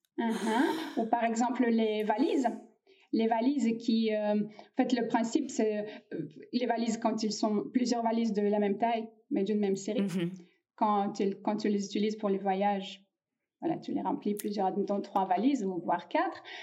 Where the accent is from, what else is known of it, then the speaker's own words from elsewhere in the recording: Russia; now in France; La Russie, c'est mon pays d'origine. Et là, je suis née en Russie.